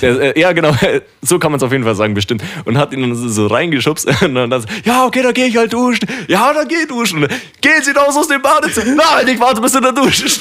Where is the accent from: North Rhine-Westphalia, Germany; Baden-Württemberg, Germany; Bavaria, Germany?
Bavaria, Germany; Dachau; bei uns in Dachau am Weiher